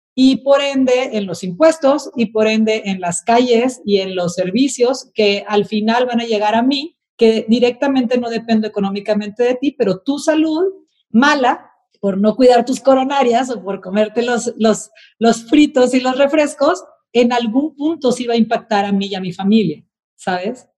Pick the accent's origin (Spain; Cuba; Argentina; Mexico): Mexico; los mexicanos somos muy solidarios